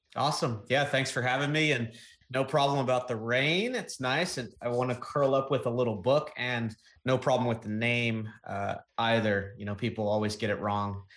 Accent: East Coast, United States; growing up on the East Coast

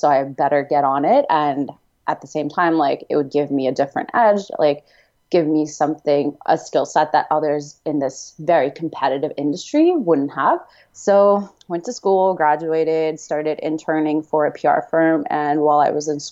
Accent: Canada; moved away as an adult; also born or lived in Houston; now in San Diego, United States; I grew up mostly in Canada

